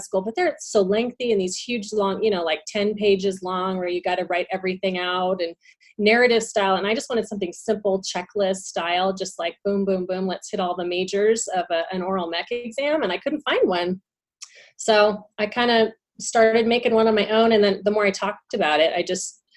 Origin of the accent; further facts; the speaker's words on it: Southern California, United States; I'm originally from Southern California. And so I went to Cal State Fullerton in Orange County. So it's a commuter school. So I didn't live there. I kind of commuted every day